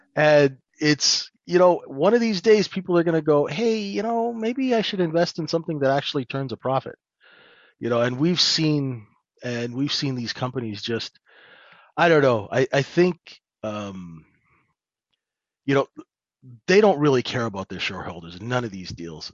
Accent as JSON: {"language": "English", "country": "Canada", "accent": "North American", "moved": "as an adult", "lives_now": "London, United Kingdom"}